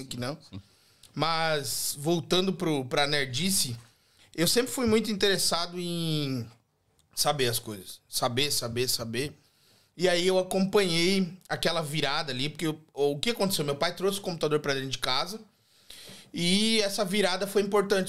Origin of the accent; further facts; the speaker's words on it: Joinville, Santa Catarina, Brazil; moved away as an adult; now in Australia; eu nasci em Joinville, Santa Catarina, Santa e Bela Catarina, né? E eu vim para a Austrália em 2016